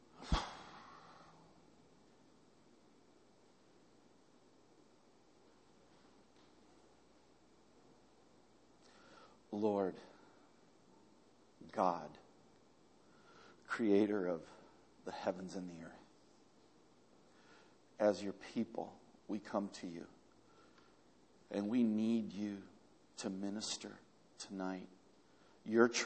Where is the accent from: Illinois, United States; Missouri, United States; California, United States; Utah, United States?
California, United States; Culver City; also born or lived in Argentina / New York; I grew up here in Culver City, and really in the Southlands, so this is kind of like home